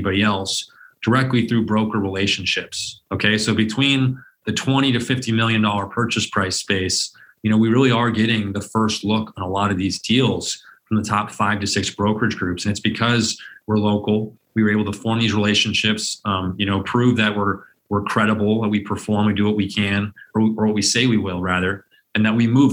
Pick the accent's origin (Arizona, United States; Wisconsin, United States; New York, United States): Arizona, United States; Phoenix; I was born and raised here in Phoenix over my entire life.